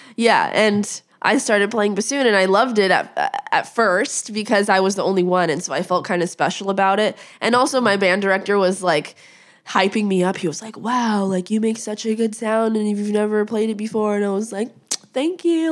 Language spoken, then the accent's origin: English; Las Vegas, Nevada, United States; moved away; I grew up in Las Vegas